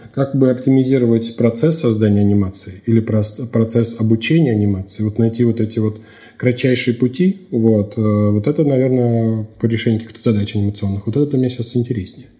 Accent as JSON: {"language": "Russian", "town": "Astrakhan", "region": "Astrakhan Oblast", "country": "Russia", "tie": "born or raised there", "also_born_or_lived": "Saint Petersburg", "moved": "as an adult", "said": "постепенно я рос, развивался в, в Астрахани, в своем родном городе"}